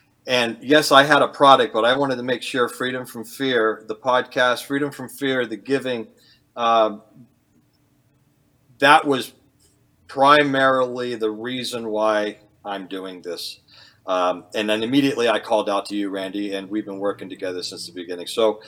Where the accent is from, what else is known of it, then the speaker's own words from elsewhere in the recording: California, United States; born there; also born or lived in Arizona; now in Maine, United States; I was born in California, so I wanted to come west, and always loved the desert.